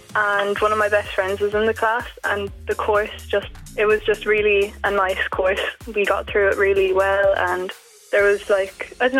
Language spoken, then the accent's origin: English; Ballyhale, Leinster, Ireland; I'm from Ballyhale.